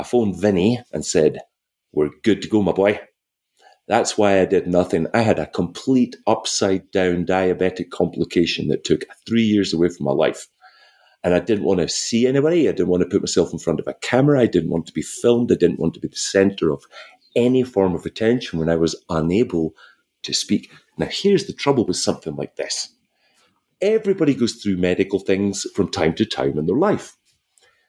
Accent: Wick, Scotland, United Kingdom; also born or lived in Caithness / Glasgow; I was from Wick in the northeast coast of Scotland, right? So we were 120 miles from the closest cinema being brought up

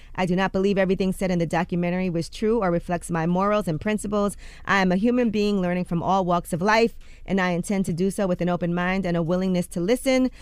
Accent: New York, United States; I'm a New Yorker

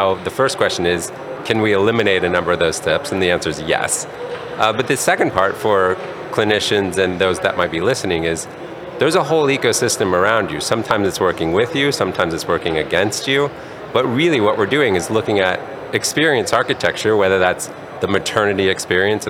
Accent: Colorado Springs, Colorado, United States; also born or lived in Durango, Colorado; now in California, United States; I grew up in Colorado Springs, Colorado, and spent some time in Durango, Colorado.

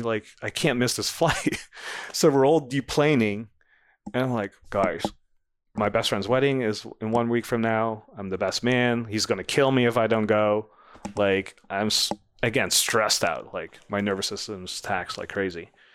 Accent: Netherlands; moved away as an adult; now in United States; I grew up in the Netherlands

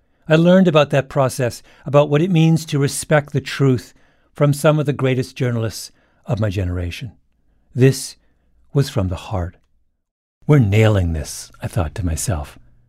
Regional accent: not far from Toronto, Ontario, Canada; moved away; I grew up not far away, and I went to college in Toronto, about a mile from the theater.

